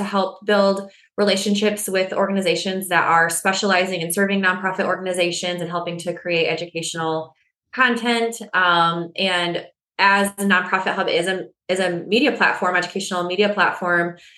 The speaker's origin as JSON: {"language": "English", "region": "West Michigan", "country": "United States", "tie": "born or raised there", "said": "I grew up in West Michigan, born and raised"}